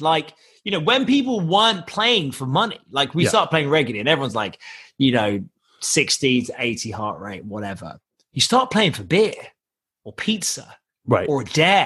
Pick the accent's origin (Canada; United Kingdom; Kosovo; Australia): United Kingdom; England; I am English